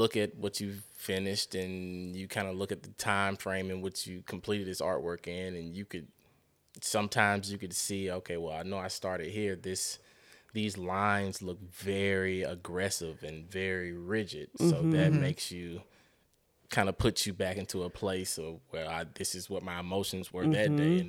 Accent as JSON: {"language": "English", "town": "Decatur", "region": "Georgia", "country": "United States", "said": "The only time I would ever say, hey, I'm from Atlanta, and it's very loosely, as if I'm out of town"}